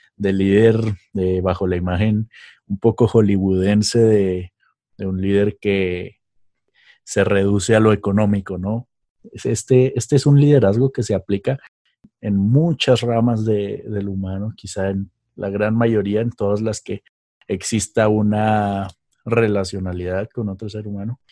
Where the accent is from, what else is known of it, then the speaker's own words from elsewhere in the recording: Mexico; moved away; allá en México, en mi tierra